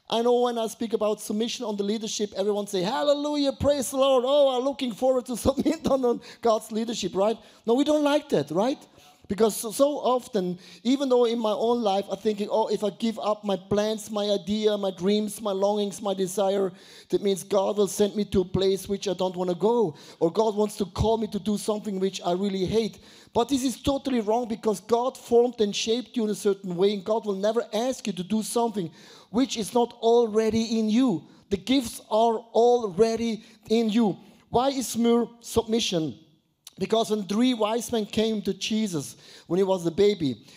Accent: Buchs, Switzerland; I was, I was brought up in Buchs. Have you ever heard about Buchs? No, Buchs. It's not a sickness, it's a small village.

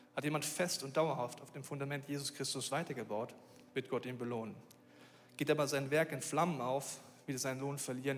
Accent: Bavaria, Germany; obwohl ich in Bayern aufgewachsen bin

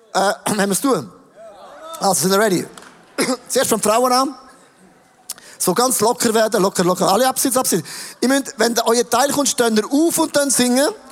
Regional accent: Switzerland; Ich bin aufgewachsen im Rital

